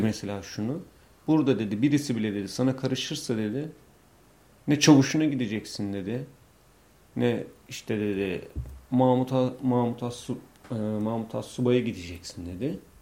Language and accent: Turkish; Bolu, Bolu Province, Turkey; also born or lived in Istanbul; İşte Bolluyum